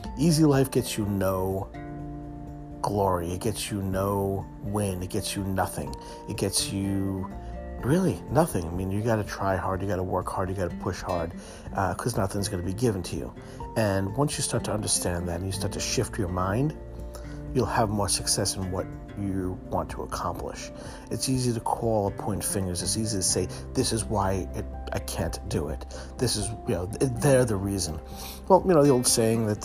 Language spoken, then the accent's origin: English; New York City, New York, United States; as a kid growing up in Brooklyn, my mom raised us